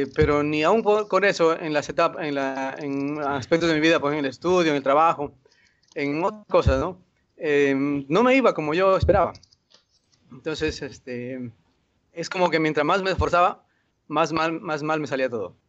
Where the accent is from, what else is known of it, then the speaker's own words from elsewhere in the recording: Lima, Peru; yo soy de Perú, de Lima